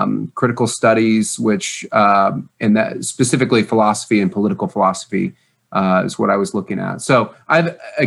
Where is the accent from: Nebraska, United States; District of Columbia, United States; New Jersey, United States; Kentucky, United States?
Kentucky, United States; Louisville; moved away; also born or lived in Indianapolis, Indiana; I'm from Louisville, Kentucky